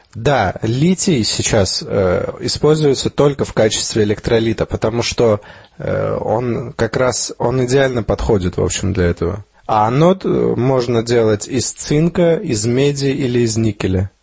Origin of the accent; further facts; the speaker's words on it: Armenia; moved away; где я рос, в Армении